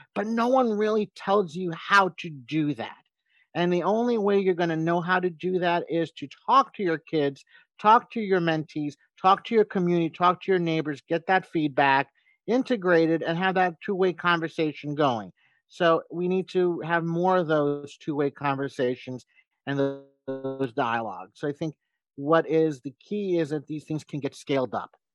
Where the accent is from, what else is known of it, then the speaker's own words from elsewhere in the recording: United States; as an American